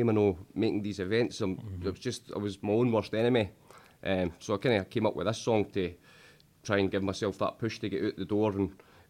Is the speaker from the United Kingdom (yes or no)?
yes; Falkirk, Scotland, United Kingdom; I'm from Falkirk.